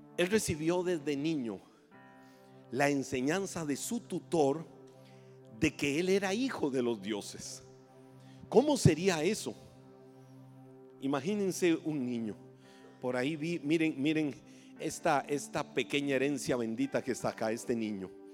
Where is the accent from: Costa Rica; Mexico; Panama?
Costa Rica; accent: tico; Lo voy a decir en buen tico